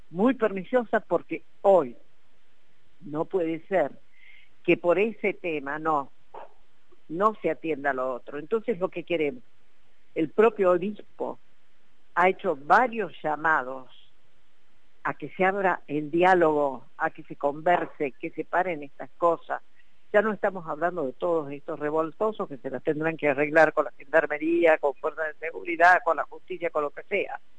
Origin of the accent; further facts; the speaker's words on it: Jujuy, Argentina; Aquí eh, los grandes perjudicados somos los jujeños